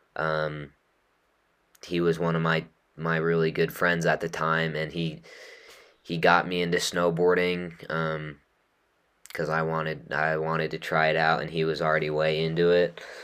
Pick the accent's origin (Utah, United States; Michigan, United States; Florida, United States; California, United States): Utah, United States; growing up in Utah